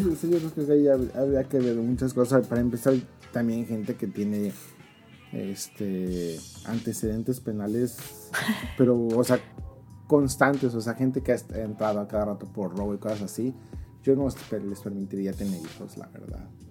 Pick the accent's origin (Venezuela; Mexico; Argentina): Mexico; moved away